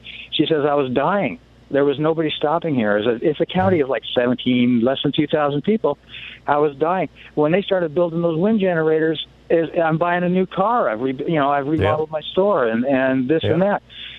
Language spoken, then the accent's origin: English; Portland, Oregon, United States; I grew up in Portland.